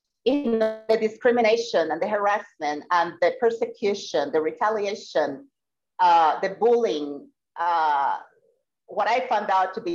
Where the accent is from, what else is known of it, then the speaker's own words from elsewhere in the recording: Puerto Rico; I am from Puerto Rico